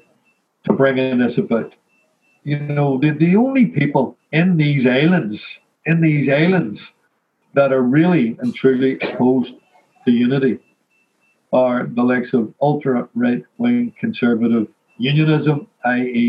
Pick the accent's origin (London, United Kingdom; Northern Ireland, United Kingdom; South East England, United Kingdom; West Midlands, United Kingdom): Northern Ireland, United Kingdom; Belfast; I'm from Ardoyne